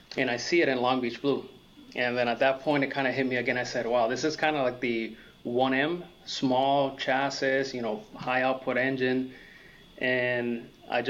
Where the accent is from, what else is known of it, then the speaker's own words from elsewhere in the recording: Puerto Rico; moved away as an adult; also born or lived in Massachusetts; now in Florida, United States; I grew up in Puerto Rico, I was born in Massachusetts, but I moved to Puerto Rico when I was 7.